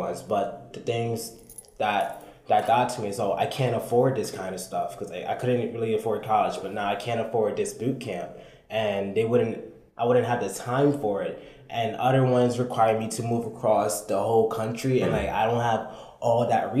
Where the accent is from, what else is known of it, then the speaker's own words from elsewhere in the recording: New York City, New York, United States; also born or lived in Brooklyn, New York; I came from the Bronx. I was born in Brooklyn, went to the Bronx